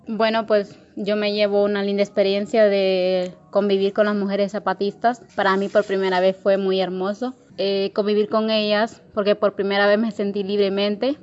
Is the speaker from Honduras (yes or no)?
yes; Honduras; como mujeres hondureñas